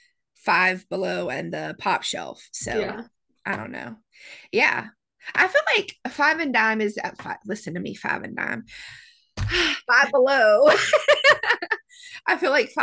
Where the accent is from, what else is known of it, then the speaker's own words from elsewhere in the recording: the South, United States; I'm from the South